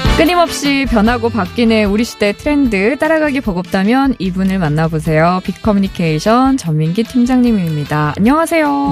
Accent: Chungcheong, South Korea; 충청도 출신인데

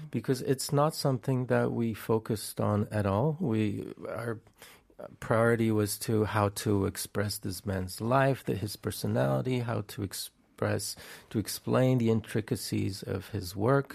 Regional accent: France; I grew up in France

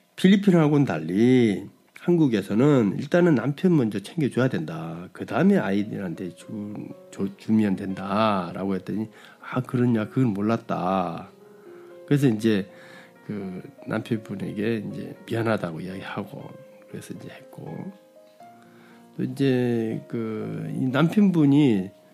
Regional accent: South Korea; 저도 이제 뭐 한국 남자인지라

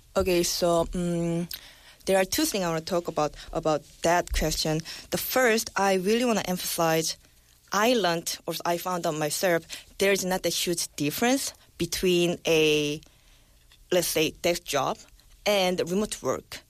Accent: South Korea; now I'm back to my home country

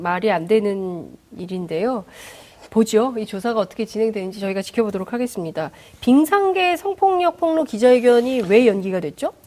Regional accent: South Korea; 대한민국에서 태어난

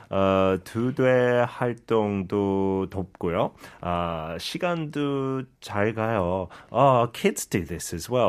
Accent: Seoul, South Korea; I'm from Seoul.

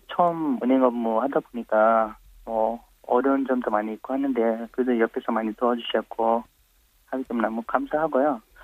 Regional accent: Nepal; Korean is a second language; moved away as an adult; also born or lived in India; now in South Korea; 저는 어, 네팔에서 온

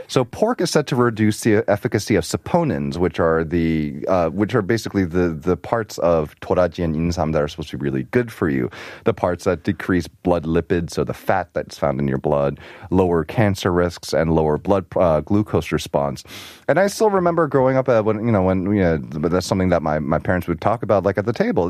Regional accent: New York, United States; moved away; also born or lived in Arizona; I grew up in New York

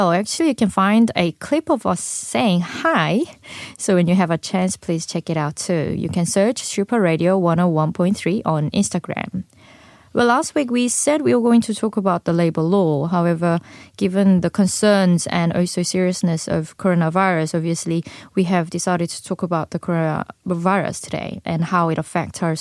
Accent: Australia; I will go to Australia, my hometown, to see what's going on there.

